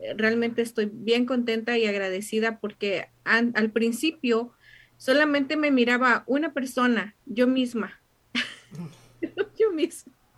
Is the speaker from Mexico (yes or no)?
yes; Mexico; now in United States; yo como buena mexicana